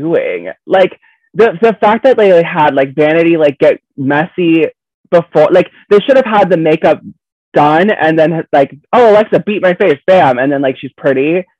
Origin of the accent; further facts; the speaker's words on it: Florida, United States; I'm from Florida